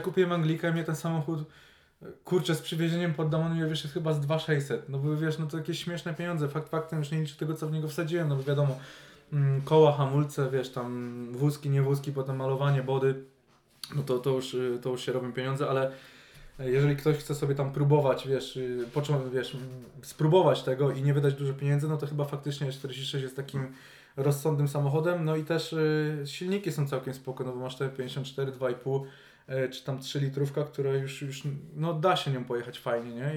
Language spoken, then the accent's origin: Polish; Poznań, Greater Poland, Poland; jesteśmy wszyscy z Poznania